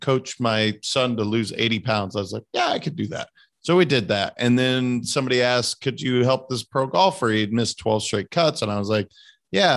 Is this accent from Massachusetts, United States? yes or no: no; Montana, United States; my home state